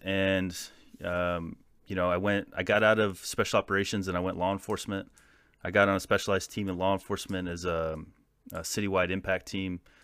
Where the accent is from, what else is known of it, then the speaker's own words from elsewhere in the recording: California, United States; I'm from Fieland, California. It's a, it's like a desert town